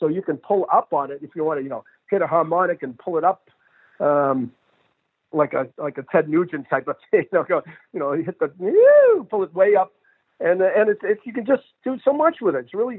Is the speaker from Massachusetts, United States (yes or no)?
yes; Boston, Massachusetts, United States; And I'm from Boston